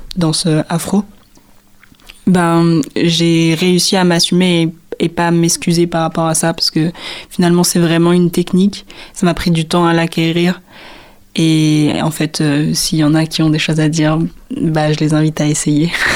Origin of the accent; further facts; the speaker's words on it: Réunion, France; moved away; Je suis réunionnaise, donc je viens de la Réunion.